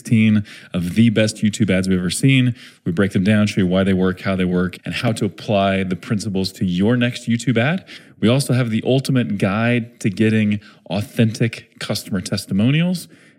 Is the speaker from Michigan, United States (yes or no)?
no; Springfield, Missouri, United States; so I'm from Missouri, Springfield, Missouri. I did the same thing, man. I'm not a huge fan of the accent in my part of the country.